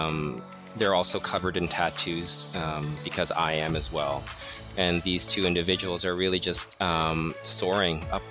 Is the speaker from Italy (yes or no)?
no; Toronto, Ontario, Canada; moved away as an adult; also born or lived in Mozambique / Portugal; now in New York City, United States; we moved to Toronto and I lived there until 2005. So I studied there, I went to school there, studied art there